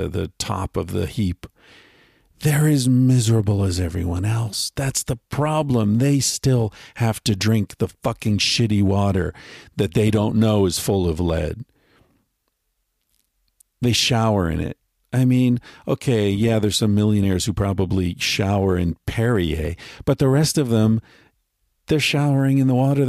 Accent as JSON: {"language": "English", "country": "United States", "tie": "born or raised there", "moved": "yes", "said": "I grew up in America"}